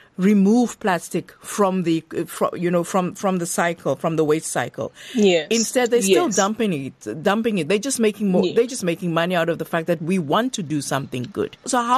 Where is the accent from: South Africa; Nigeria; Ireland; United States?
South Africa; now in United Kingdom; I'm from South Africa.